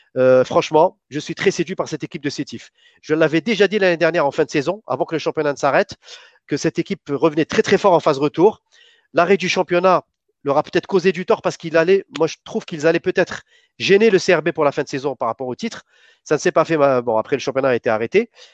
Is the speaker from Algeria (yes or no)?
yes; Algeria; en tant qu'Algérien